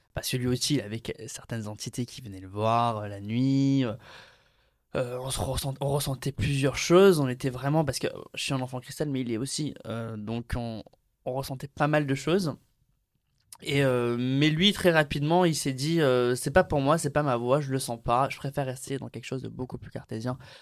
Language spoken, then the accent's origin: French; Béziers, Occitania, France; also born or lived in Aix-en-Provence; je suis né à Aix-en-Provence et puis de suite après, je suis allé dans une ville de province qui s'appelle Béziers. J'ai grandi là-bas